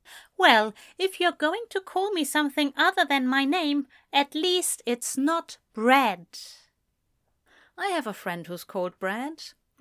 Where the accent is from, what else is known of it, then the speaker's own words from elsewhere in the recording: United Kingdom; I'm as British as I can be, but I don't necessarily always know which is the British original pronunciation